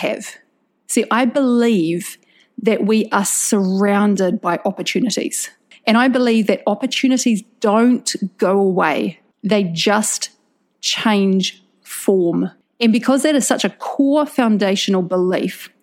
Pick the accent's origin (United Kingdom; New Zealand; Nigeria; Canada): New Zealand; now in Indonesia; I'm a New Zealander